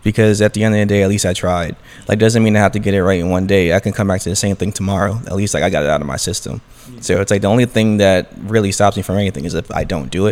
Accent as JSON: {"language": "English", "town": "New York City", "region": "New York", "country": "United States", "tie": "born or raised there", "said": "I'm born and raised in Brooklyn, New York, originally East Flatbush"}